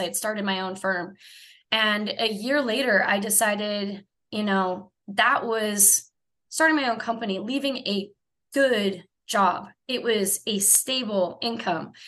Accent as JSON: {"language": "English", "region": "Minnesota", "country": "United States", "also_born_or_lived": "San Diego, California", "moved": "as an adult", "lives_now": "Menifee, United States", "said": "not originally Southern California. I claim to be from Minnesota, uh, but I've been in California for 19 years"}